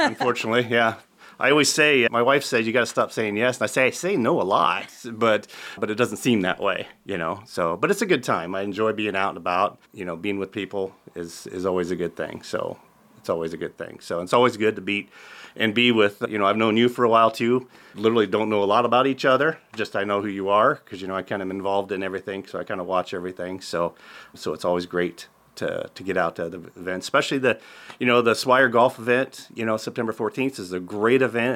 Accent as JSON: {"language": "English", "town": "Tabor", "region": "Iowa", "country": "United States", "tie": "born or raised there", "also_born_or_lived": "Council Bluffs, Iowa", "said": "I actually worked in a insurance office when in high school in Tabor, Iowa, where I'm from originally"}